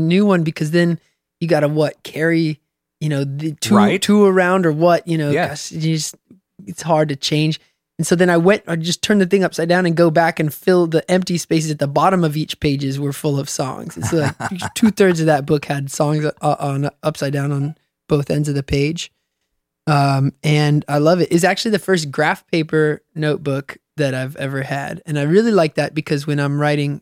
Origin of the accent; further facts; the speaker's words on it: Seattle, Washington, United States; moved away as an adult; also born or lived in Southern California; now in Los Angeles, United States; I grew up in the Seattle area